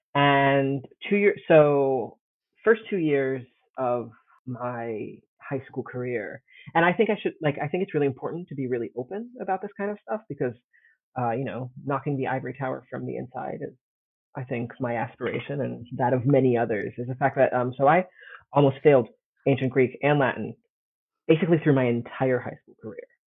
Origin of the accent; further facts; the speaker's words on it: Italy; moved away as an adult; also born or lived in United States; I grew up in Italy, but my mom's from the States